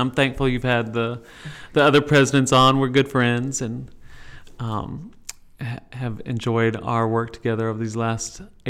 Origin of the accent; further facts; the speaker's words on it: San Antonio, Texas, United States; moved away as an adult; also born or lived in Fort Worth, Texas; now in Jackson, United States; I was born in San Antonio, born and raised in San Antonio, Texas. Did my undergraduate work at Baylor.